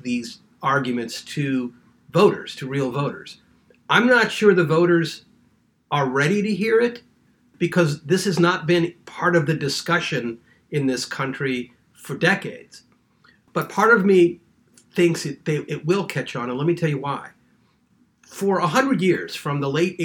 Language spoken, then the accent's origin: English; St. Louis, Missouri, United States; moved away as an adult; my hometown of St. Louis